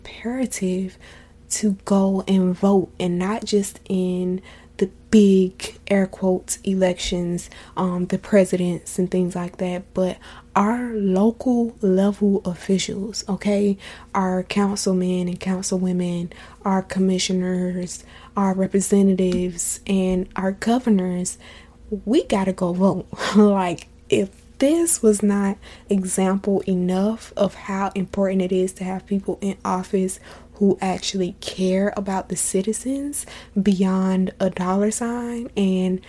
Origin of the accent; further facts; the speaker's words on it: Florida, United States; I'm from Florida